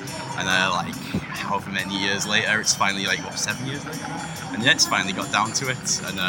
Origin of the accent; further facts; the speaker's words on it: Middlesbrough, North East England, United Kingdom; moved away as an adult; now in London, United Kingdom; I'm from Middlesbrough actually, but I've lived in London for about 5 years. I'm based in Tooting at the moment.